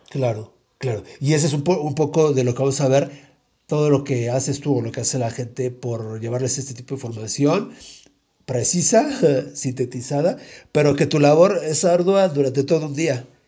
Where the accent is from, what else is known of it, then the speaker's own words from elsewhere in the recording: Mexico City, Mexico; yo vivía ahí, pero en la colonia de Santo Tomás, pero muy pegada a la colonia Popotla. Y no sé si viste ahí enfrentito del árbol de la noche triste y la primaria ahí estuve yo